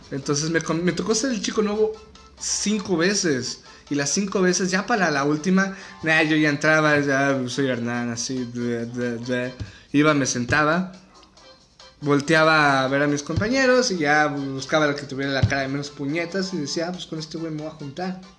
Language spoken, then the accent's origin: Spanish; Mexico; Así es, señores, soy mexicano, estoy en cuarentena